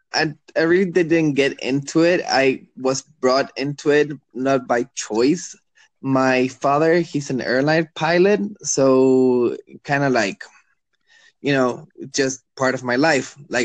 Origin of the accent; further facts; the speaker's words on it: Chile; first language Spanish; English is a second language; also born or lived in Dubai, United Arab Emirates / United States; so I'm from Chile. I grew up in Dubai. I lived in the States for a bit. So even though my first language is Spanish, I can get my point across in English.